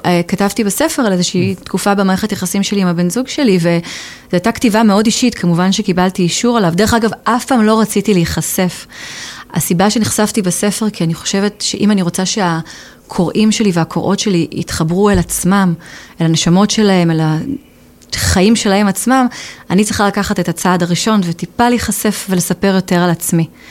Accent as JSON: {"language": "Hebrew", "country": "Israel", "tie": "born or raised there", "also_born_or_lived": "England", "accent": "Israeli", "moved": "as an adult", "lives_now": "United Kingdom", "said": "אני גדלתי בישראל"}